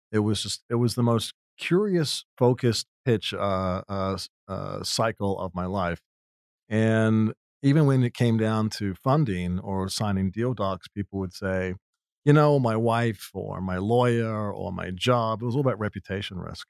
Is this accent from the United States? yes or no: no; New Zealand; moved away; I grew up in New Zealand